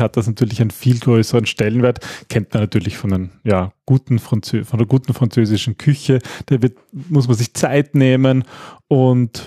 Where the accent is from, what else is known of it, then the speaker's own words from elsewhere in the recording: Austria; wir Österreicher